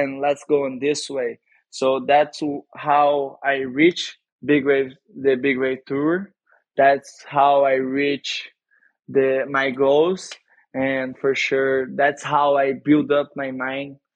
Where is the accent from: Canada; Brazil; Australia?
Brazil; Saquarema, Rio de Janeiro; English is a second language; also born or lived in Cabo Frio; But I raised in Saquarema